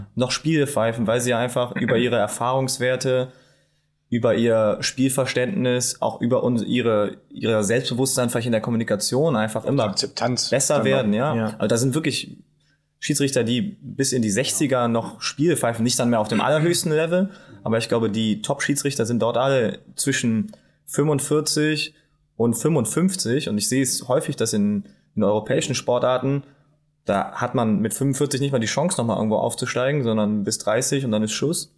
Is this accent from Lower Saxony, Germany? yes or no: no; Bonn, North Rhine-Westphalia, Germany; now in Saxony-Anhalt, Germany; ich bin ich bin Bonner